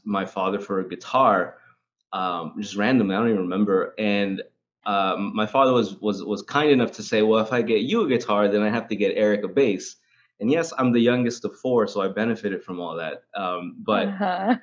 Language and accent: English; Los Angeles, California, United States; I grew up in South Central